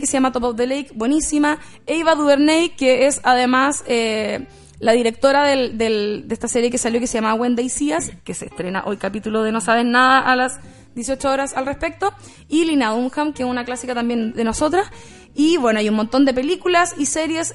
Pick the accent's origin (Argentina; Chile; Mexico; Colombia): Chile; de dónde venimos nosotros como chilenos